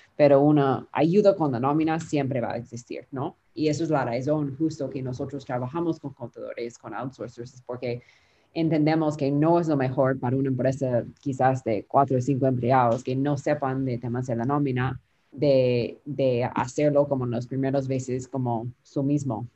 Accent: Peru; accent: Peruvian Spanish; Spanish is a second language; mi español es de Perú, que llamamos la nómina la planilla

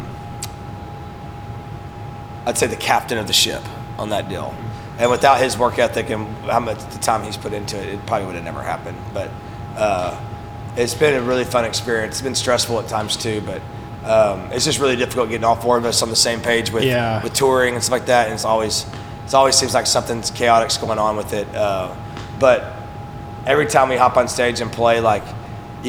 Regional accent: East Texas, United States; also born or lived in Lubbock, Texas; I'm from East Texas, but, you know, Lubbock is my musical home

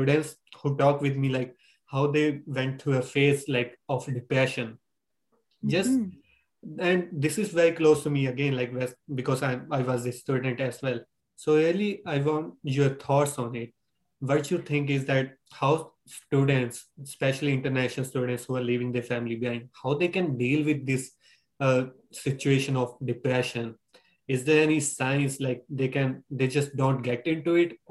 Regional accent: India; moved away as an adult; now in Canada; I came from India to study here in Canada.

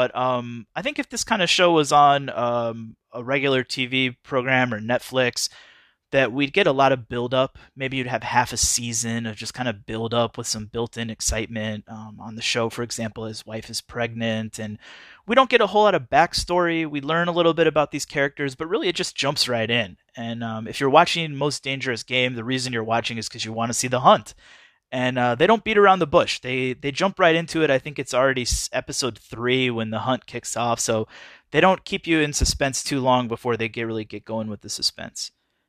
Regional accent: Midwest, United States; So it takes place in the mid 90s in the Midwest, and I grew up in the Midwest, and I'm old enough to remember the 90s.

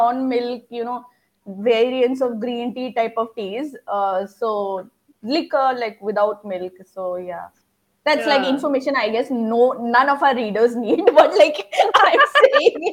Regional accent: Assam, India; I'm from Assam, which is supposed to be famous for tea

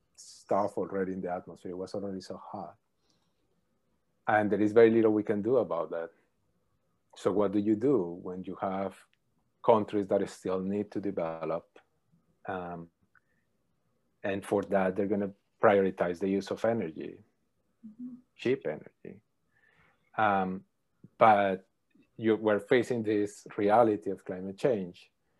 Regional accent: Colombia; moved away as an adult; also born or lived in Calgary; I am from Colombia. I was born there, lived there, and did my undergrad and master's in Colombia in electrical engineering. Then I moved to Calgary with my advisor, David Keith, to do a PhD there.

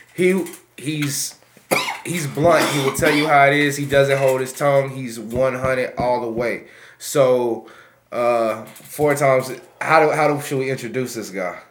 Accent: Wichita, Kansas, United States; born or raised there; also born or lived in Vietnam

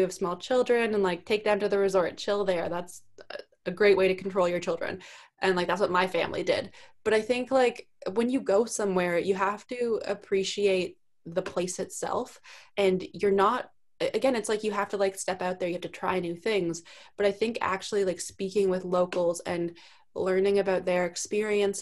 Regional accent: Canada; accent: heavy O when I say sorry; also born or lived in East Coast of Canada; I'm from Canada

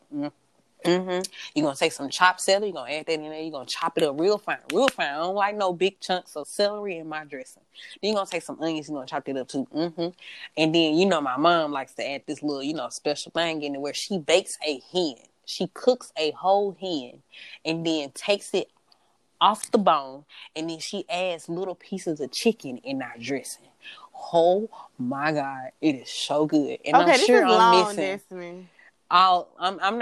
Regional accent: the South, United States; accent: southern; my southern accent

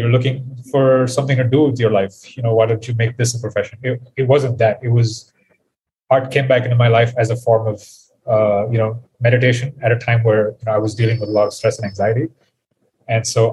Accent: India; I am from India. I currently live here as well

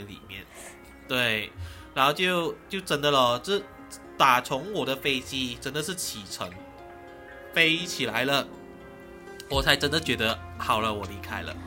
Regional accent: Malaysia; 大家真的是会忘记你就是马来西亚人

